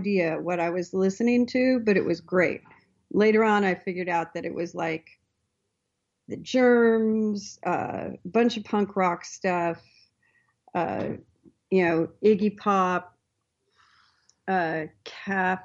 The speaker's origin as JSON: {"language": "English", "town": "Astoria", "region": "Oregon", "country": "United States", "tie": "born or raised there", "said": "I grew up on the Oregon coast. So, a town called Astoria"}